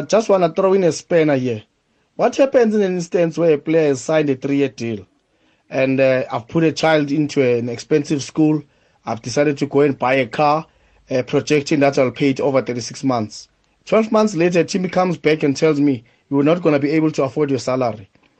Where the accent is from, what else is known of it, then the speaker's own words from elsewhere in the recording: Free State, South Africa; moved away; from Chogoza, but originally I'm from Free State in Petrestein.